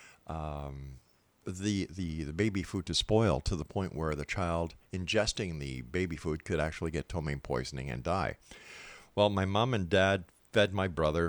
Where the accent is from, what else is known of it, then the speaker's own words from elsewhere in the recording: Montreal, Quebec, Canada; Montreal, Quebec, my hometown